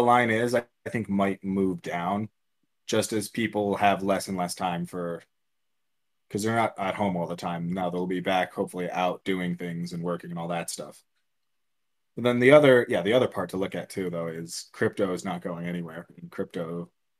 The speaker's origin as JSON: {"language": "English", "region": "Arizona", "country": "United States", "tie": "born or raised there", "moved": "yes", "said": "my home state of Arizona"}